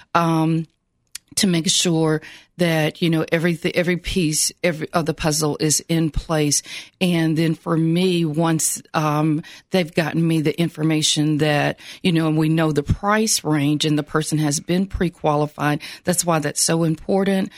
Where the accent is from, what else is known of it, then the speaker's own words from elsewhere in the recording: Franklin, Tennessee, United States; I'm originally from Franklin, Tennessee